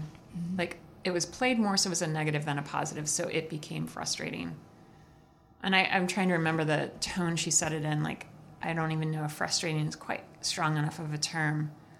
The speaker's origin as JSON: {"language": "English", "town": "Gary", "region": "Indiana", "country": "United States", "said": "I can still love saying that I'm from Gary, Indiana"}